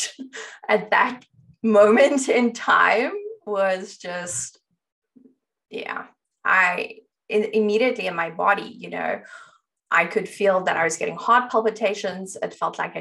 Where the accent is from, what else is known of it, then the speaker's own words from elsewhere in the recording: South Africa; I grew up in South Africa